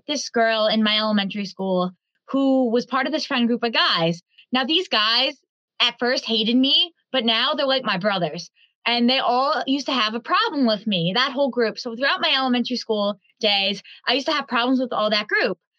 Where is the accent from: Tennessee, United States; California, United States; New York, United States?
New York, United States; Huntington; also born or lived in Northport, New York; I was born on August 5th, 2004 in Huntington, I think in Huntington Hospital. I was born somewhere in New York